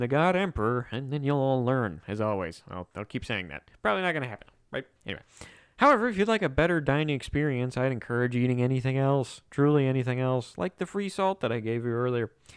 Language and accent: English; United States; like any good red-blooded, non-communist American